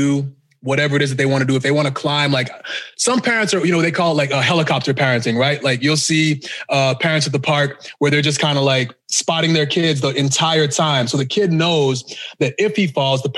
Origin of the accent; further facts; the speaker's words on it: Boston, Massachusetts, United States; also born or lived in Ghana; now in Texas, United States; Now I live there. I live there, but I actually grew up in Boston and, you know, I was born in Ghana